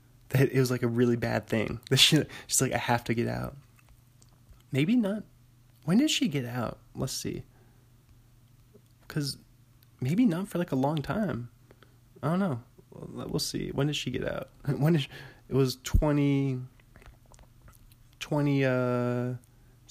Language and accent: English; Bothell, Washington, United States; my hometown, near Bothell, Washington